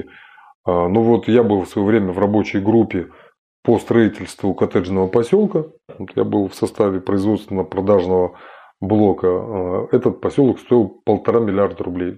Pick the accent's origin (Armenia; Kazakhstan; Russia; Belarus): Kazakhstan; Я родом из Казахстана